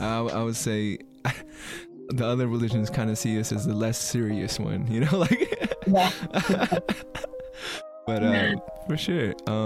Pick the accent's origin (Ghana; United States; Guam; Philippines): Philippines; And it was like, and I, like, for me being Filipino, I was like, what?